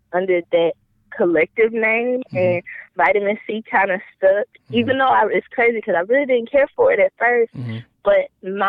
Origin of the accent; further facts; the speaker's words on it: Goshen, Mississippi, United States; I'm from Goshen, Mississippi